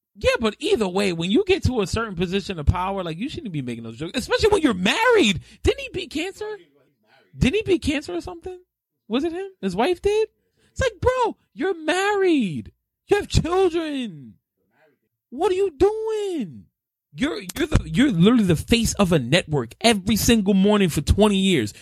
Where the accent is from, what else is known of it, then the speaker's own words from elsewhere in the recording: New York, United States; I'm born and raised in New York